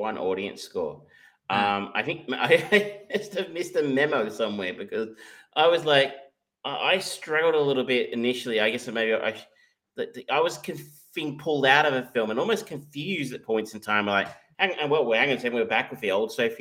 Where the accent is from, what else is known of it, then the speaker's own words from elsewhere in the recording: Geelong, Victoria, Australia; I grew up in Corio